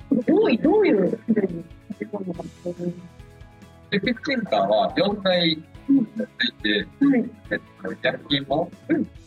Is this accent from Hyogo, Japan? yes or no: yes; Amagasaki, Hyogo, Japan; 地元が尼崎なんですけど